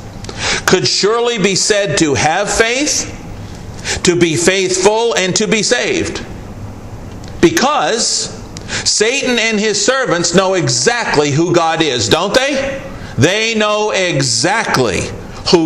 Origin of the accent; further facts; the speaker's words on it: Maine, United States; moved away; I come from Maine